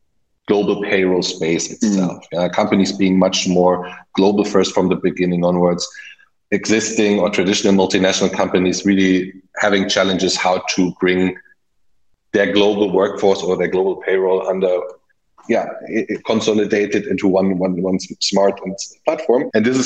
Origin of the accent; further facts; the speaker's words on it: Germany; English is a second language; also born or lived in United Kingdom; I mean, myself, German, as you might hear from my slight accent, lived most of my life abroad, so spent some time in the UK as a child and later for my professional career